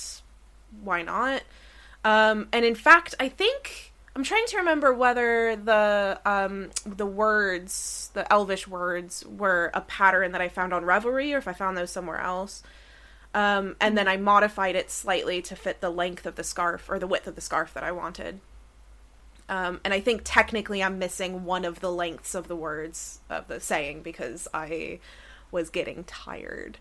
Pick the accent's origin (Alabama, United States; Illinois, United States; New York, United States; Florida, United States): Florida, United States; Orange Park; moved away; I grew up in Orange Park, Florida, which did not have like loads of coffee shops in the way that the UK does.